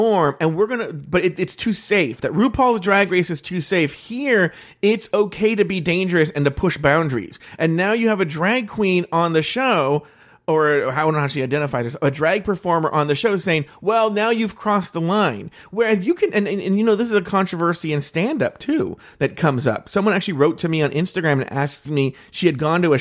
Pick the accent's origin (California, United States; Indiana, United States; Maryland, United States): California, United States; like I I'm from the Bay Area and I figured this out.